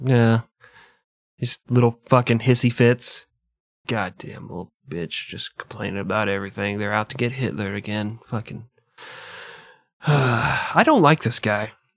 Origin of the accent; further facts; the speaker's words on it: United States; I'm American and arrogant